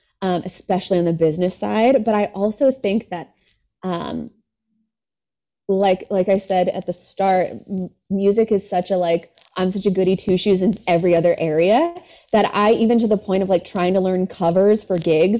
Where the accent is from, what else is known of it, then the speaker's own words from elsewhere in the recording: California, United States; I grew up in California